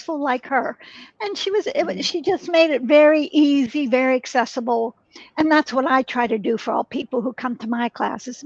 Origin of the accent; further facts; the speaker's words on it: Pittsburgh, Pennsylvania, United States; moved away as an adult; now in San Francisco, United States; I moved from one city where I was married back to my hometown, Pittsburgh, Pennsylvania.